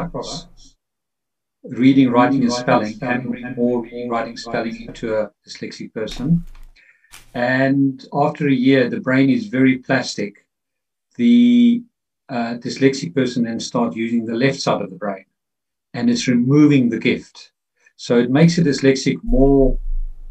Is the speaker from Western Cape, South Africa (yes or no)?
no; Pretoria, Gauteng, South Africa; I grew up in South Africa in the 60s, 70s